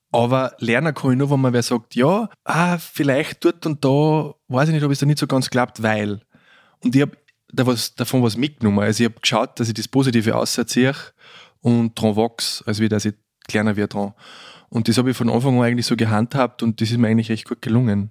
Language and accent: German; Austria; also born or lived in Vienna; Als Österreicher in Deutschland im zweiten Filmberufsjahr